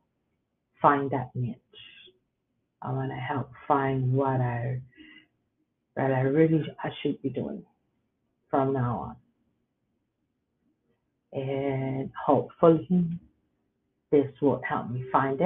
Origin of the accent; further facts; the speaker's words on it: Puerto Rico; English is a second language; moved away as an adult; now in Waco, United States; I come from beautiful island, from Puerto Rico. I came to live in the United States in 1996, and I've been in Waco, Texas since then